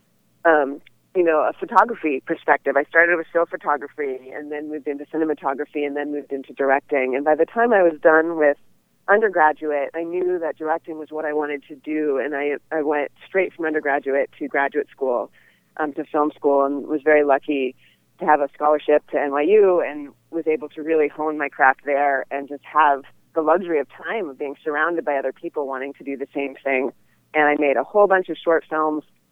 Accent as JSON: {"language": "English", "town": "Oakland", "region": "California", "country": "United States", "tie": "born or raised there", "said": "Growing up in the San Francisco Bay Area, I grew up in Oakland"}